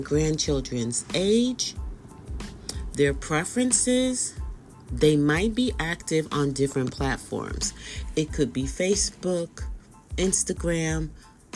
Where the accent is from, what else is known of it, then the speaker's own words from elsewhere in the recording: Bay Area, California, United States; I am from the Bay Area